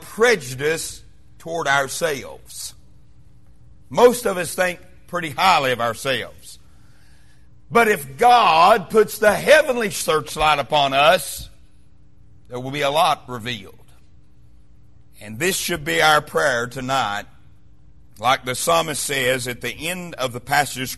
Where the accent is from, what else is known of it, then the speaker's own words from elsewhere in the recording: Wise, Virginia, United States; moved away as an adult; now in Kingsport, United States; Being from the mountains of southwestern Virginia, where I was raised in Wise, Virginia